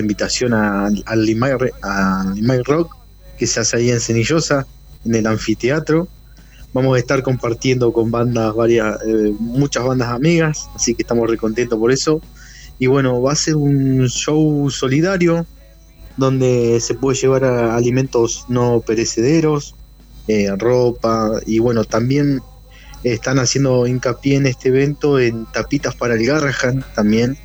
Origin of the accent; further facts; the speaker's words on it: Neuquén, Argentina; also born or lived in Zapala / Plottier; nací en Zapala, pero nacido y criado prácticamente acá en la ciudad de Neuquén